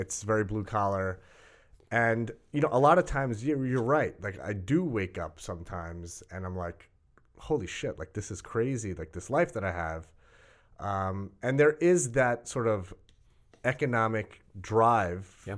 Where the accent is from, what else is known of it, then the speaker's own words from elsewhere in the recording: Rockville Centre, New York, United States; we grew up on the South Shore of Long mm-hmm. Island